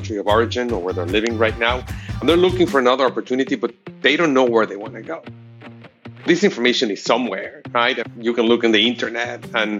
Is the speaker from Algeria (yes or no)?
no; Mexico City, Mexico; now in United States; I was originally from Mexico City, and it took me 11 years to actually get my green card here in the U.S.